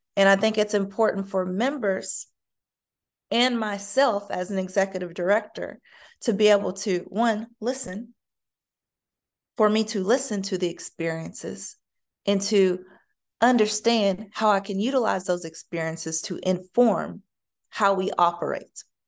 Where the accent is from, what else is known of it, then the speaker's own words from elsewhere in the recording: United States; me as an American